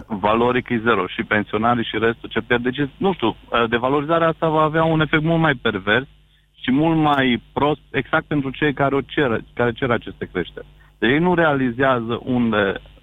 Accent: Bihor County, Romania; eu sunt din Bihor

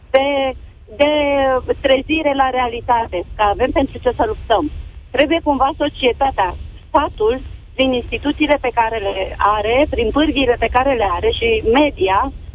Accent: Romania; sunt româncă

